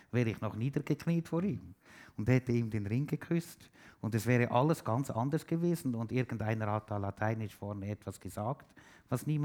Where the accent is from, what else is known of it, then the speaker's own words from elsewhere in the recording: Switzerland; ich bin Schweizer, ich habe es letztens schon am Radio gesagt, ich bin Schweizer